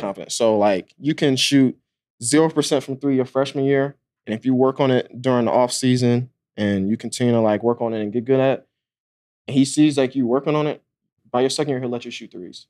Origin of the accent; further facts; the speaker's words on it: Atlanta, Georgia, United States; I pretty much grew up, like, right outside of Atlanta